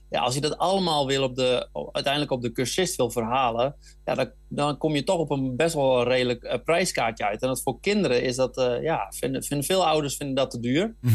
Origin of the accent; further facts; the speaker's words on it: Netherlands; wij als Nederlanders